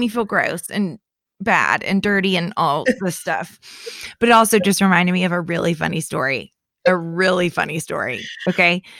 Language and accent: English; Lake County, central Florida, United States; moved away; my hometown is in central Florida in Lake County where there are more lakes than there is land